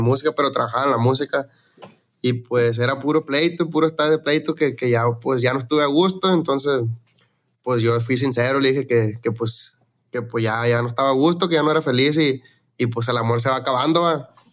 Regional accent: Los Mochis, Sinaloa, Mexico; now in Phoenix, United States; yo soy de Mochis, de Sinaloa, allá de los Mochis

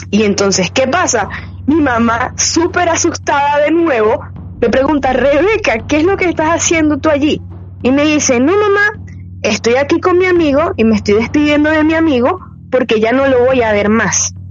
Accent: San José de los Altos, Miranda, Venezuela; also born or lived in Caracas, Venezuela; now in Panama; Yo nací en Caracas, en la ciudad de Caracas, pero desde chiquita viví en un pueblito que queda como a 45 minutos de Caracas, que se llama San José de los Altos.

